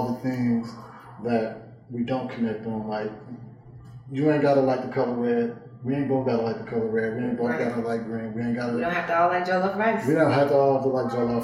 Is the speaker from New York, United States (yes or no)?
no; Oakland, California, United States; I'm from Oakland, California